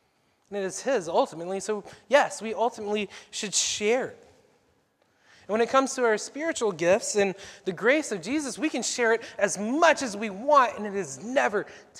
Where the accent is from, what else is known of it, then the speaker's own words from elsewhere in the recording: the South, United States; You know, I grew up in the South. Mom always asked me to help clean when guests were coming over